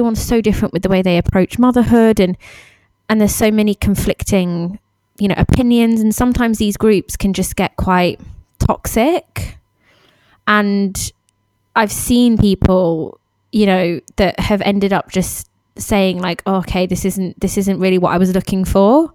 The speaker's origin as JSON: {"language": "English", "country": "United Kingdom", "moved": "yes", "said": "we're all British expats"}